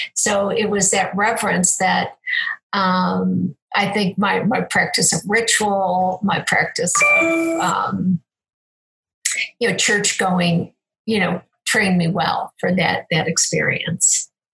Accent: Cleveland, Ohio, United States; I was born in Cleveland

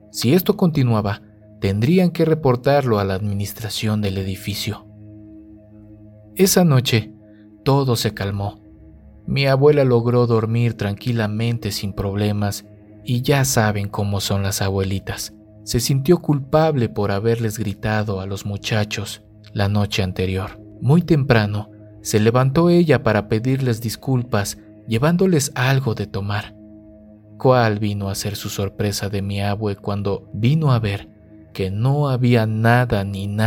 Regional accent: Monterrey, Nuevo León, Mexico; Yo soy de Monterrey, pero tengo familia en Irapuato.

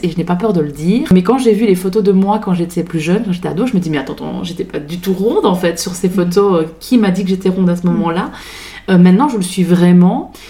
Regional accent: Belgium; accent: Belgian; now in France; je suis belge d'origine, je le dis parce que du coup, il y a un petit accent, je me moque pas des Belges, je le suis

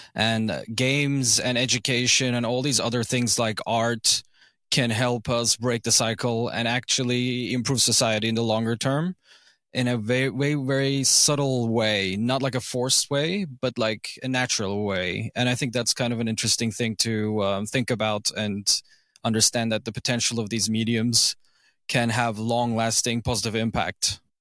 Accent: Izmir, Turkey; first language English, German and Turkish; I grew up in Izmir, like, a city in western Turkey

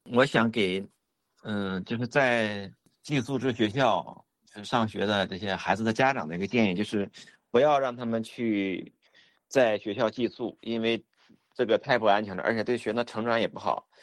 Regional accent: near Qiqihar, Heilongjiang, China; 我家乡附近的，啊，就是齐齐哈尔

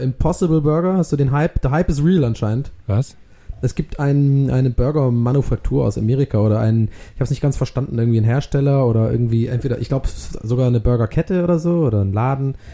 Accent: Swabia, Baden-Württemberg, Germany; bei uns in Schwabenland

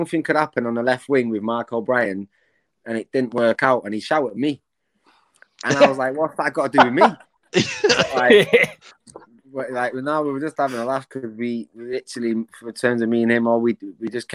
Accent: Manchester, North West England, United Kingdom; I'm obviously from Manchester

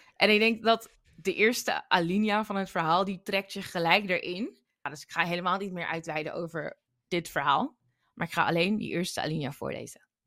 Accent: Suriname; now in Netherlands; ik als Surinamer

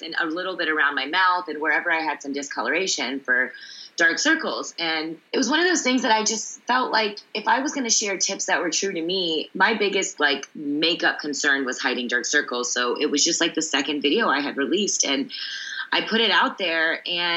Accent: Sugar Land, Texas, United States; moved away as an adult; also born or lived in Columbus, Ohio / New York City; I was a little Indian girl growing up in Sugar Land, Texas

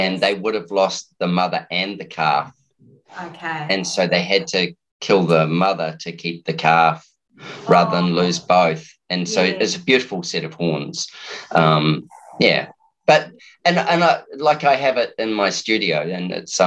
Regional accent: New Zealand; now in Brisbane, Australia; being a Kiwi

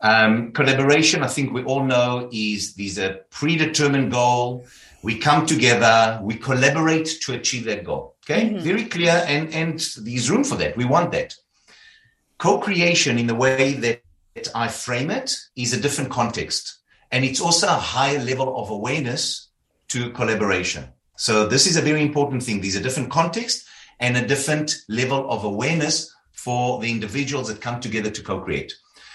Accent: South Africa; I started off in South Africa. You'll hear about my accent.

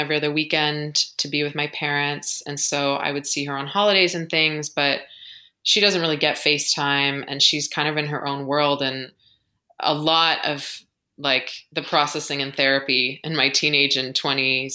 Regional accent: United States; accent: American; moved away as an adult; also born or lived in London; as an American

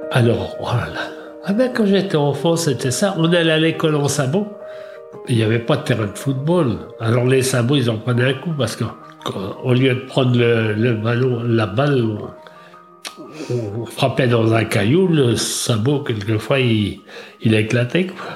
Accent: Trémuson, Brittany, France; 1927, à Trémaison

